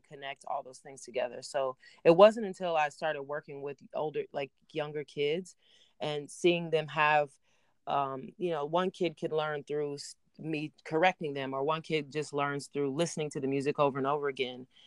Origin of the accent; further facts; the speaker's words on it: Oklahoma City, Oklahoma, United States; also born or lived in Tulsa, Oklahoma / Los Angeles; now in New York, United States; born in Tulsa, but grew up in Oklahoma City, um, and now live in New York